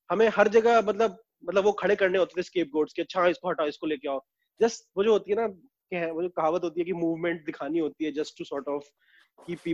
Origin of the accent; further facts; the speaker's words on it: Jabalpur, Madhya Pradesh, India; वो मुझे इसलिए पसंद है क्योंकि वो भी मेरे शहर जबलपुर से था